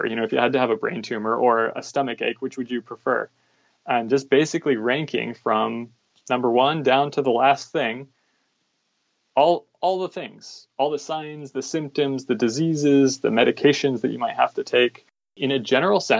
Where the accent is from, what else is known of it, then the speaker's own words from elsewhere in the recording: Virginia, United States; moved away as an adult; now in San Diego, United States; grew up in Virginia, and I've kind of had to live all over the U.S. for my medical training. I live in San Diego now